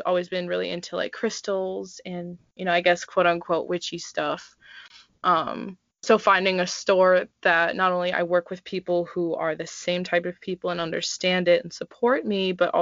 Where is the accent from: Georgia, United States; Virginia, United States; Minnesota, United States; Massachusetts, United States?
Minnesota, United States; now in Tucson, United States; I'm originally from Minnesota, the coldest place on earth